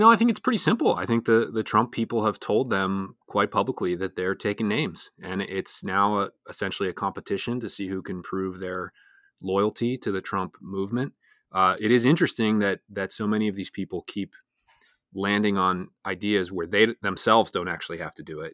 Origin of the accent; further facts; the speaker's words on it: Pennsylvania, United States; here in my home state of Pennsylvania